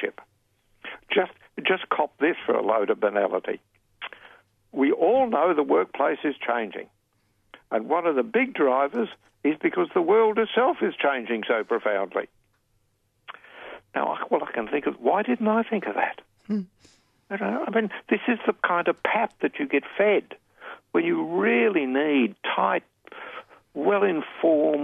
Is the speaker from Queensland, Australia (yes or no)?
yes; Brisbane, Queensland, Australia; my hometown of, here we are, back to good old Brisbane.